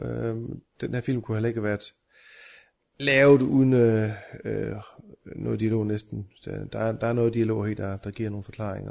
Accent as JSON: {"language": "Danish", "country": "Denmark", "said": "vi er danskere"}